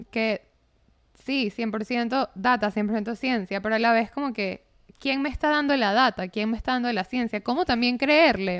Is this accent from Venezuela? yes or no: yes; Venezuela; moved away; para mí como venezolana es como que ya he pasado tantas cosas con política venezolana